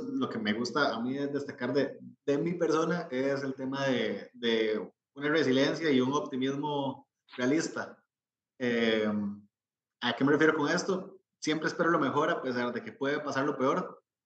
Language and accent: Spanish; Costa Rica; como costarricense, como centroamericano